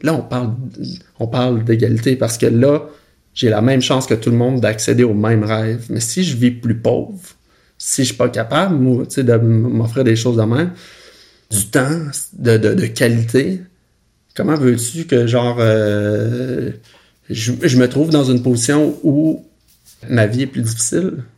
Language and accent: French; Roberval, Quebec, Canada; moved away; je suis né au Saguenay-Lac-Saint-Jean, euh, petite ville qui s'appelle Robertval